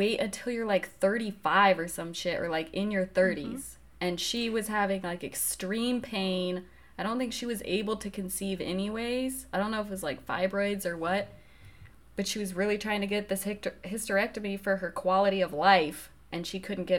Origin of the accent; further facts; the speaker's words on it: Colorado, United States; Because we're both from Colorado. It's pretty liberal.